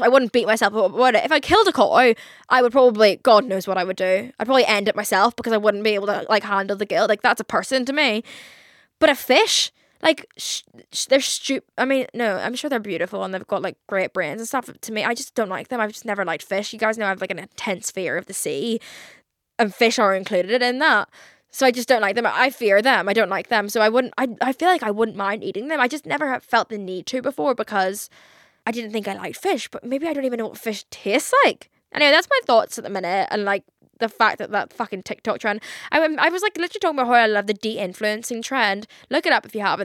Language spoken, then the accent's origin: English; Belfast, Northern Ireland, United Kingdom; I grew up in Belfast, I don't think we really have any, like, fancy re-, like, sushi restaurants, like, compared to London